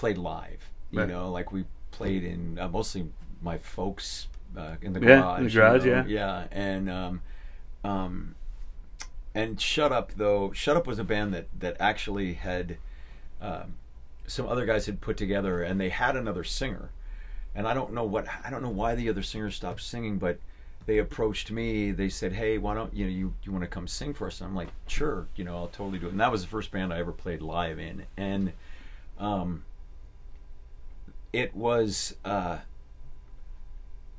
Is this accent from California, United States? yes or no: yes; Berkeley, California, United States; that's where I grew up in the East Bay